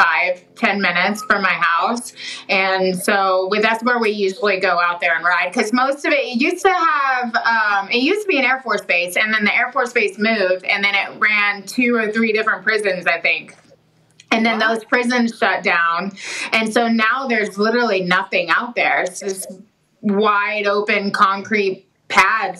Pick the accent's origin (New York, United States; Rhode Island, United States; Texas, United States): Texas, United States; Dallas-Fort Worth area; moved away as an adult; now in Big Spring, Texas, United States; I'm from the Dallas-Fort Worth area, which is the area that most people know about Texas.